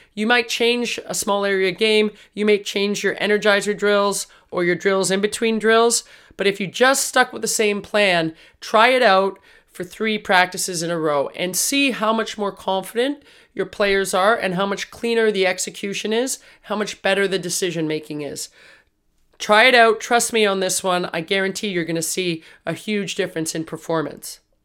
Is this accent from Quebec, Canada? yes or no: no; Toronto, Ontario, Canada; We're from Toronto